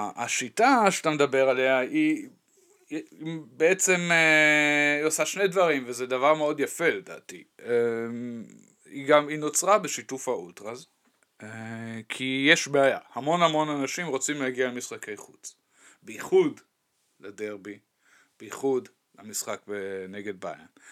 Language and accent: Hebrew; Dortmund, North Rhine-Westphalia, Germany; moved away; אני גדלתי ליד המקום הזה